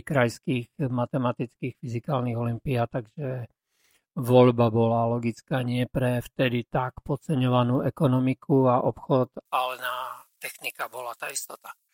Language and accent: Slovak; Prešov, Prešov Region, Slovakia; som z Prešova, z centra Prešova